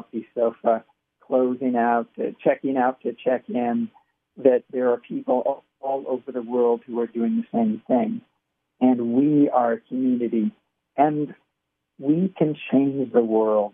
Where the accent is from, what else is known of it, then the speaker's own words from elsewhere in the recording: Pasadena, California, United States; I grew up in California. My parents, and I grew up in Pasadena and Pasadena area